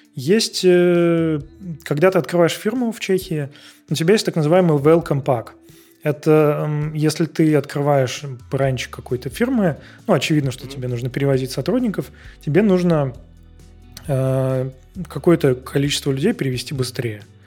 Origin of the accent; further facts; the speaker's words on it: Saint Petersburg, Russia; moved away as an adult; now in Prague, Czech Republic; я из, я из Питера